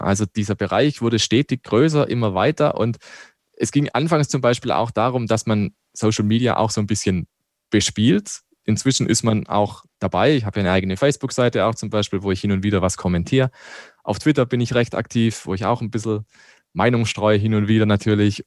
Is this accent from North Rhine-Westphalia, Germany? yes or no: no; Black Forest, Baden-Württemberg, Germany; now in Landshut, Germany; Ich komme ja aus dem Schwarzwald.